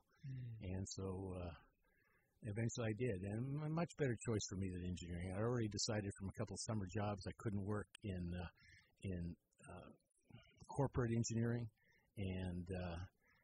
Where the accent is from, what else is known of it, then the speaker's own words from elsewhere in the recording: Richmond, California, United States; now in Petaluma, United States; I grew up in Richmond.